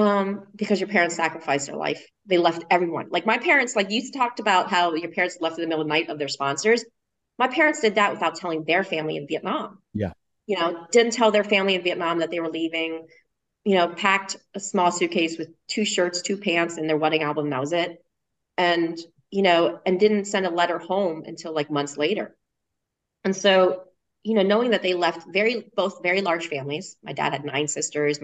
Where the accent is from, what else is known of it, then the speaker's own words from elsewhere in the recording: Harrisburg, Pennsylvania, United States; moved away as an adult; also born or lived in Philadelphia, Pennsylvania; now in Austin, United States; raised and grew up in Harrisburg, Pennsylvania, all the way up through college